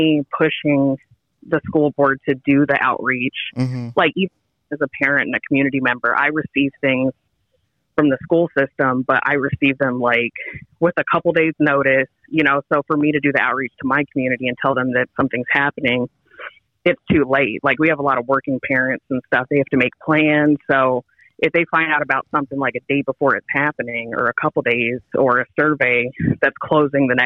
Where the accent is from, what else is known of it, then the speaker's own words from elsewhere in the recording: southeast corner of Arizona, United States; now in Baltimore, United States; I'm actually from Southwest Arizona, or the southeast corner of Arizona is where I grew up